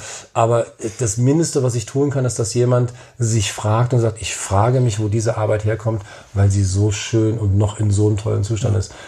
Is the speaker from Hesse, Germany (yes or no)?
yes; Frankfurt, Hesse, Germany; in meiner Heimatstadt